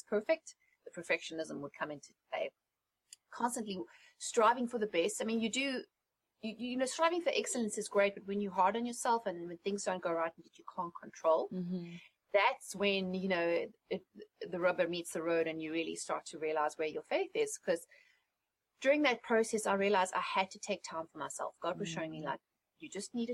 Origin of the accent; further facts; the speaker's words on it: South Africa; moved away as an adult; also born or lived in England; now in United States; I was born and raised in South Africa